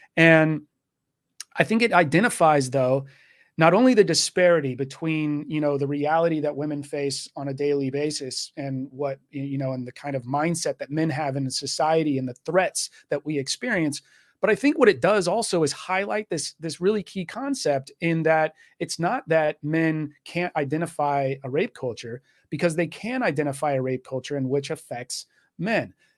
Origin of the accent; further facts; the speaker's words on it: Texas, United States; moved away as an adult; also born or lived in Washington State; now in Washington, United States; I was born and raised in Texas